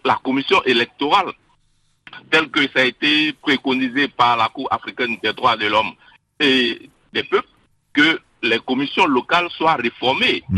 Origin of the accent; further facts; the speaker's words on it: Côte d’Ivoire; nous sommes des Ivoiriens